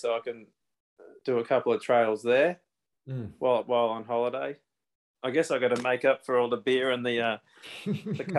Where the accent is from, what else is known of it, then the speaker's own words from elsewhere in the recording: Victoria, Australia; being in Victoria, there's so many in my home state that I can choose.